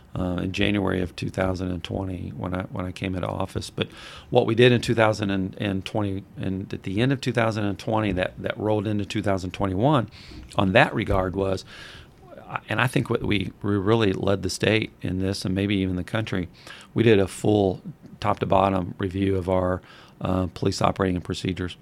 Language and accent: English; Madison, Indiana, United States; I grew up on Walnut